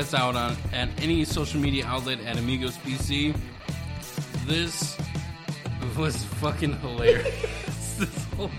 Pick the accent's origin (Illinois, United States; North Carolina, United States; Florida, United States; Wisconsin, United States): Wisconsin, United States; now in Phoenix, United States; I'm originally from Wisconsin